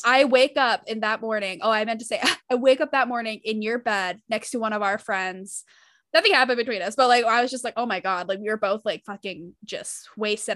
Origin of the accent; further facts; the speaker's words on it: Utah, United States; I grew up in Utah